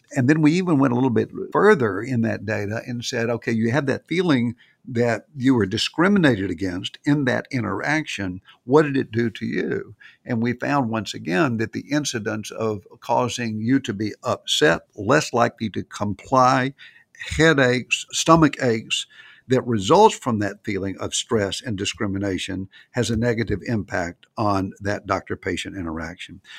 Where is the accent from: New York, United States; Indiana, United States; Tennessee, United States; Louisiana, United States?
Tennessee, United States; Nashville; it was Nashville, 'cause that's my hometown